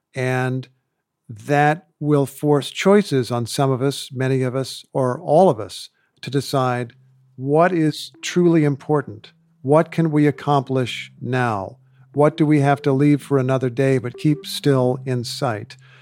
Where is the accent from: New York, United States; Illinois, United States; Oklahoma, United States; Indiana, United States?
Indiana, United States; as a kid growing up in Indiana